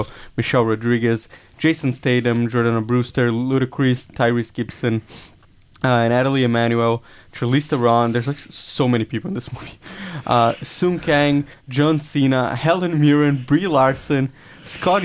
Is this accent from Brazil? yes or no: yes; Brazil; now in Israel; I'm Brazilian, I grew up in Brazil, and now we live in Israel